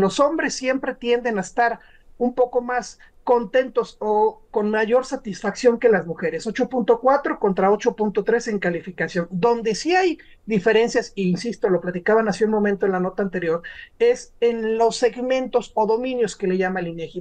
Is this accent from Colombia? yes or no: no; Mexico